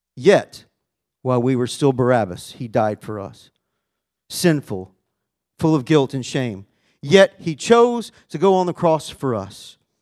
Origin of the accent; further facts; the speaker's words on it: Arkansas, United States; I grew up in Arkansas